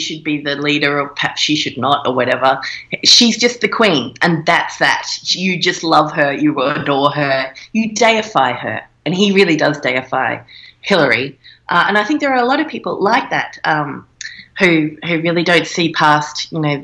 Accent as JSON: {"language": "English", "country": "Australia", "said": "being an Australian, so we're a little kind of outpost of England still. We have not a republic here."}